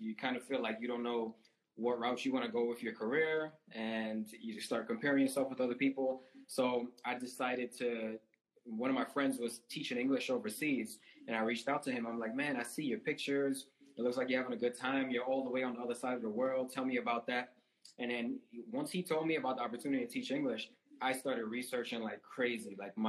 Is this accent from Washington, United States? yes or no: no; New York, United States; born there; now in Florida, United States; I live in Florida now, and I was born in New York. So I used to go back to New York every summer.